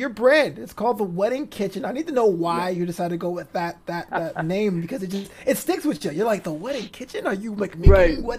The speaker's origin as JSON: {"language": "English", "town": "New York City", "region": "New York", "country": "United States", "said": "I'm a Brooklyn guy myself"}